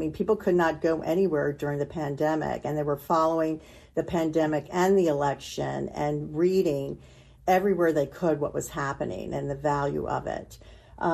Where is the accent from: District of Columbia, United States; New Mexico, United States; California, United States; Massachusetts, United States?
District of Columbia, United States; Washington; I grew up outside of Washington, D.C., and my dad was a barber, Italian immigrant, and every day he would come home with the Washington Post under his arm